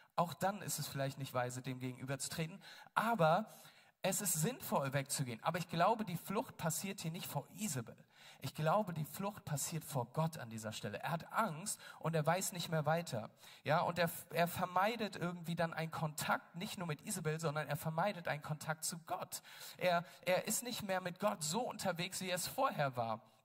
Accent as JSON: {"language": "German", "region": "Berlin", "country": "Germany", "said": "wir Berliner"}